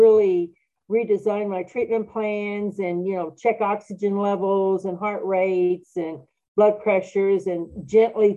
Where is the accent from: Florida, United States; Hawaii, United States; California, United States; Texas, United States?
Texas, United States; Corpus Christi; moved away as an adult; now in San Antonio, United States; I was born and raised in Corpus Christi